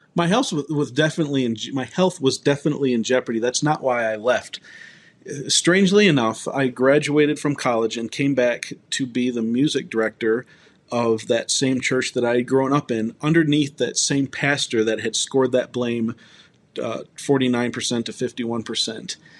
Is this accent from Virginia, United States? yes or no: no; Ann Arbor, Michigan, United States; moved away as an adult; now in Colorado, United States; I moved from Ann Arbor, Michigan, to Colorado, where I live now.